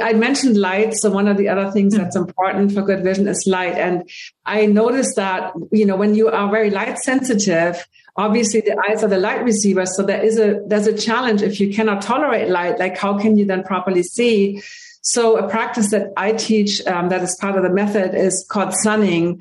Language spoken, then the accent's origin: English; Hamburg, Germany; English is a second language; now in United States; I am from Hamburg, Germany, and I got my first pair of glasses at age three.